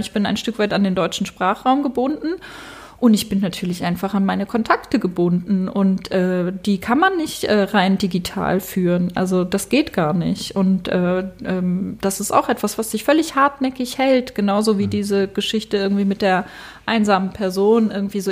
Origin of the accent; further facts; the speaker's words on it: Basel, Basel-Stadt, Switzerland; moved away as an adult; now in Berlin, Germany; ich komme aus Basel